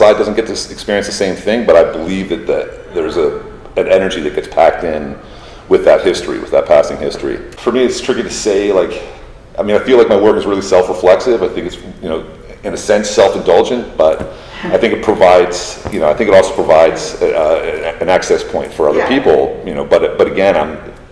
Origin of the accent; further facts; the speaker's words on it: Philadelphia, Pennsylvania, United States; moved away as an adult; now in Miami, United States; I was born and raised in Philadelphia